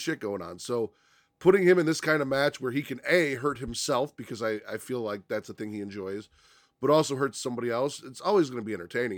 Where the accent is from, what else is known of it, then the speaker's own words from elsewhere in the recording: Chicago, Illinois, United States; I grew up on the South Side